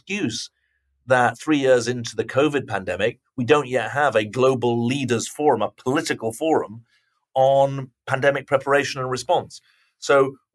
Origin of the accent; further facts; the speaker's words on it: United Kingdom; now in United States; I'm a Brit who lives in America